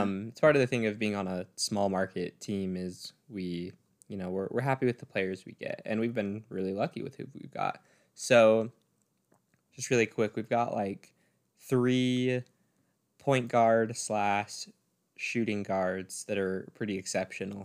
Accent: Utah, United States; we're from Utah. We love our home team.

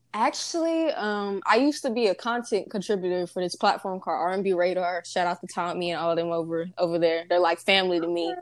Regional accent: Nacogdoches, Texas, United States; I'm from the East Texas area, from a small town called Nacogdoches

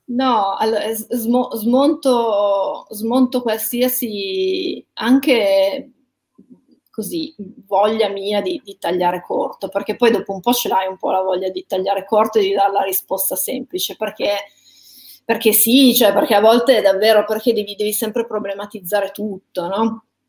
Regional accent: Ivrea, Piedmont, Italy; sono nata a Ivrea

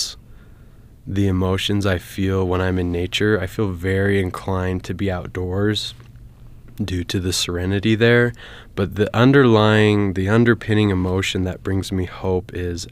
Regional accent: American Fork, Utah, United States; I'm from American Fork, Utah, and I went to Lone Peak High School.

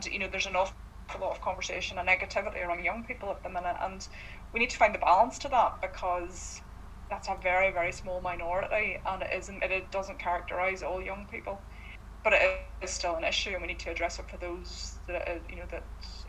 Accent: Corrie, Northern Ireland, United Kingdom; now in Castlerock, United Kingdom; And I'm 34, And you know, I was raised and lived in Corrie all my life, and I now live out in Castle Rock.

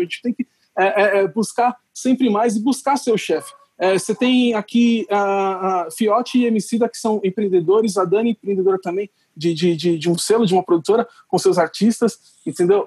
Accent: Brazil; como brasileiro

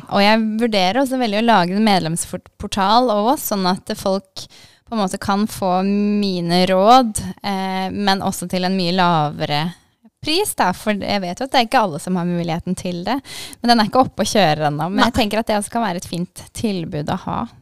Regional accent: Kristiansand, Agder, Norway; moved away as an adult; also born or lived in Elverum / Denmark; now in Drammen, Norway; så flytta familien til Kristiansand. Så jeg har egentlig kanskje vært mest sørlending de siste mange årene

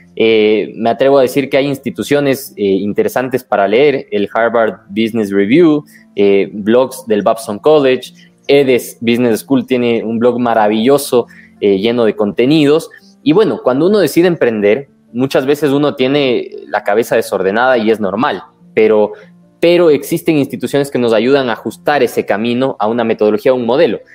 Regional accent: Ecuador; como ecuatorianos

